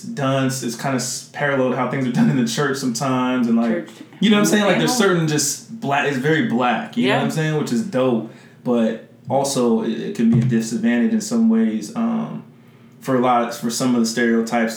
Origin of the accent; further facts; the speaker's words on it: San Jose, California, United States; moved away as an adult; I'm from San Jose, California